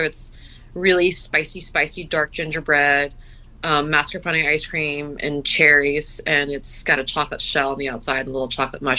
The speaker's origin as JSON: {"language": "English", "region": "Gulf Coast", "country": "United States", "tie": "born or raised there", "moved": "yes", "said": "I grew up on the Gulf Coast"}